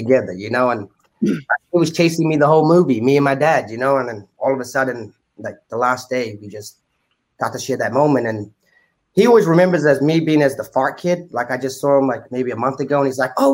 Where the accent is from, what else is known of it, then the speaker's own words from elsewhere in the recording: New Zealand; Growing up in New Zealand, we grew up on an island.